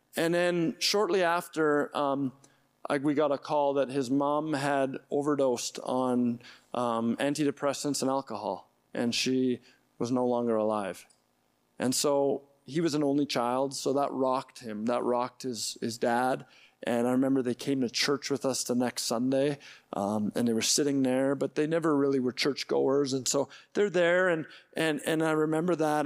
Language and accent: English; Edmonton, Alberta, Canada; I grew up in Edmonton